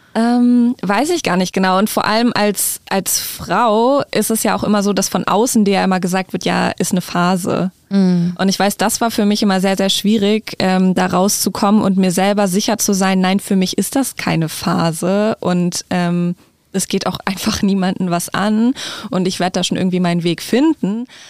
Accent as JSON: {"language": "German", "town": "Hanover", "region": "Lower Saxony", "country": "Germany", "said": "Ich komme aus Hannover ursprünglich"}